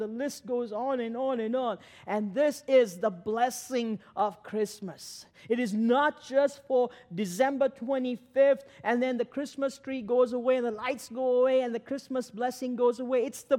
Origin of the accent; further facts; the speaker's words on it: Sri Lanka; now in Pittsburgh, United States; I came to Pittsburgh in 95, I came in and it was a culture shock getting to know the culture. And I came from Sri Lanka, a long ways from here.